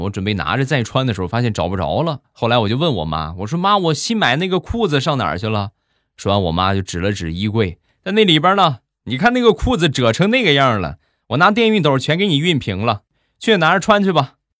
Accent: Rizhao, Shandong, China; 我们家乡的特产，日照绿茶

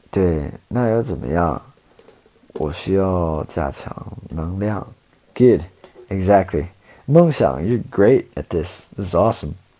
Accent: Portland, Oregon, United States; now in China; I'm from Oregon. So I'm from Portland, Oregon

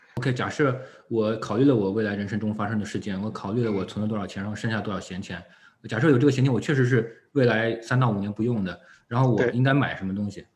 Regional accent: China; 我们作为中国人的这个文化背景或者，嗯，习惯

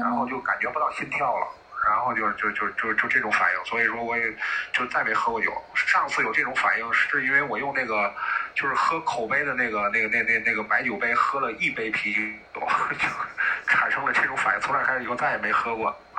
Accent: Tianjin, China; 我们天津人

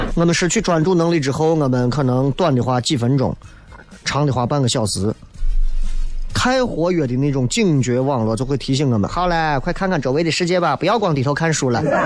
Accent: Xi'an, Shaanxi, China; 咱作为西安人

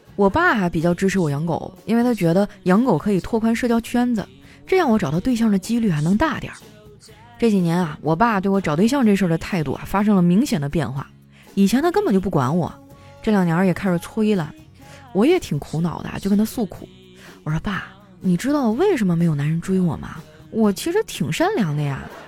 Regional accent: Northeast China, China; 身为一个东北人啊，我真的太爱搓澡了

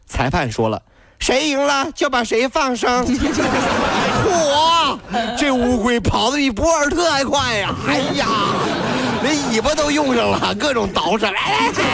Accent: China; 咱们中国

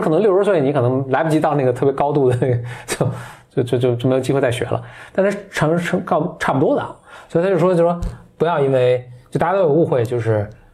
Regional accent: Beijing, China; accent: Beijing dialect; 我在说北京话跟普通话的时候

